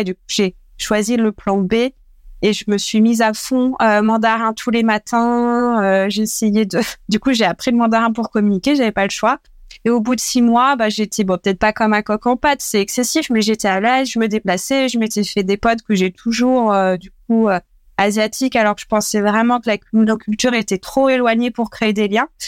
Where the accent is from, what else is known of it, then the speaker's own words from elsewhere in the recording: Dreux, Centre-Val de Loire, France; J'ai grandi en nord et loire dans une ville qui s'appelle Dreux